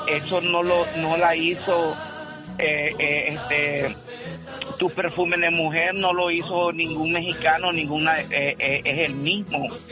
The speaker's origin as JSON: {"language": "Spanish", "country": "Nicaragua", "moved": "yes", "lives_now": "California, United States", "said": "Somos, nicaragüense somos nicaragüenses"}